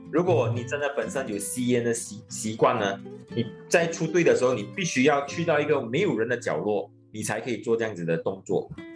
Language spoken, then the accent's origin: Chinese; Batu Pahat, Johor, Malaysia; moved away as an adult; now in Johor Bahru, Malaysia; 我来自柔佛八猪八峡